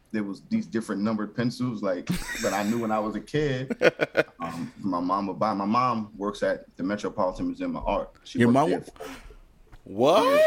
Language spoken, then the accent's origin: English; New York City, New York, United States; moved away as an adult; now in Raleigh, United States; originally, born and raised in New York City, Brooklyn